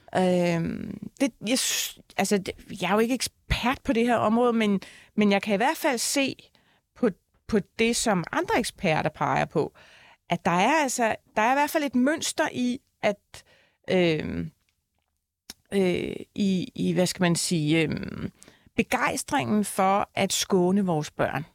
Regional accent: Copenhagen, Capital Region of Denmark, Denmark; jeg husker bare fra min barndom, jeg er fra Tingbjerg, der ligger jo hele øh, øh, mosen og volden ligger rundt om.

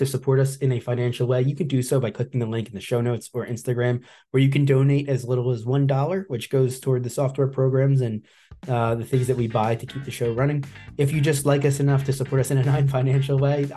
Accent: New Jersey, United States; It ended up being New Jersey, my home state

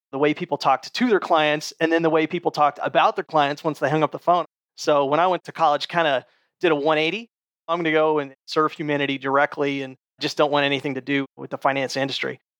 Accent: United States; moved away as an adult; also born or lived in Middle East; growing up as an American

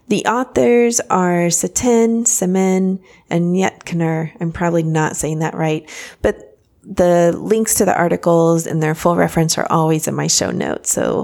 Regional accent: Paris, Île-de-France, France; born there; I was born in Paris, actually, and my parents lived in France for many, many, many years.

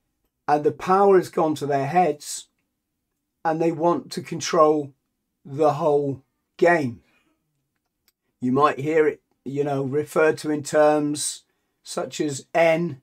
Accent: England, United Kingdom

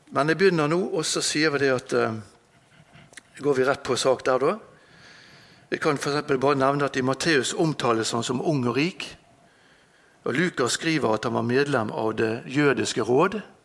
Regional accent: Bergen, Vestland, Norway; Jeg er født her i Bergen, på Landås

